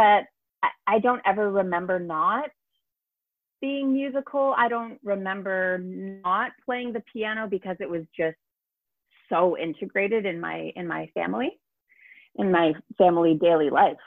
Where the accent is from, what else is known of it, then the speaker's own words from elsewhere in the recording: Brantford, Ontario, Canada; now in Toronto, Canada; I was born in Brantford, Ontario